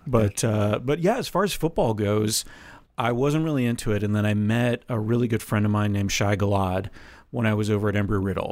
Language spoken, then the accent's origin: English; Florida, United States; I grew up in Florida, like Tampa, Jacksonville, Miami